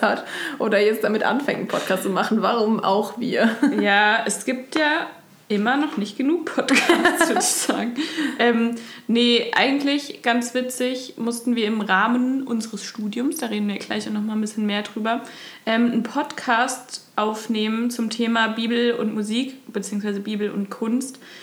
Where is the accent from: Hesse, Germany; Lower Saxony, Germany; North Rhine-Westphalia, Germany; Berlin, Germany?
Hesse, Germany; near Dillenburg, near Giessen; also born or lived in Osnabrück; now in Kassel, Germany; ich komme ursprünglich aus ähm, der Nähe von Dillenburg bei Gießen